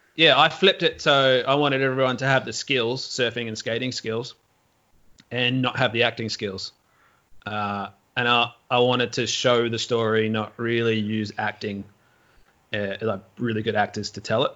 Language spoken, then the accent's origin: English; Melbourne, Victoria, Australia; I grew up in Melbourne in the suburbs